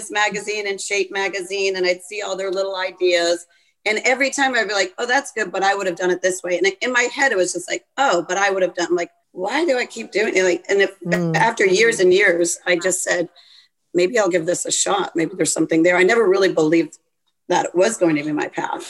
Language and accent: English; East Coast, United States; moved away as an adult; I'm from the East Coast, one of six children.